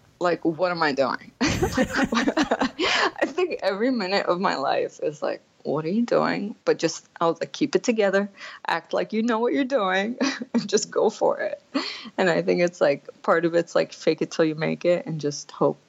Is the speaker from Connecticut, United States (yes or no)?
no; Lancaster, Pennsylvania, United States; also born or lived in Kuwait; So I was born in Kuwait, And then I moved here after the Gulf War. So I was an immigrant coming into the country. And then I moved to Lancaster, Pennsylvania, out of all places to move.